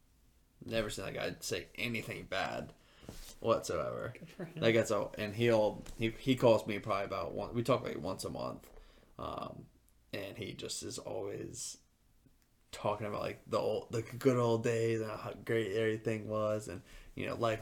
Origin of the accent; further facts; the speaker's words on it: Suffolk, Virginia, United States; moved away; also born or lived in Norfolk; Patrick is one of my friends that I grew up with out in Suffolk, still close with him